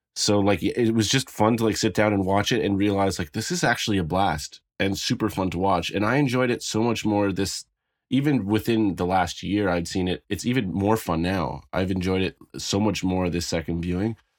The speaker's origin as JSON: {"language": "English", "country": "Canada", "said": "I'm not American"}